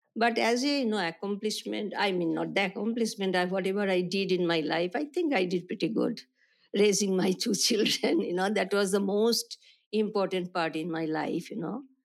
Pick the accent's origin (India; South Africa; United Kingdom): India; Kolkata, West Bengal; I was born in India, Calcutta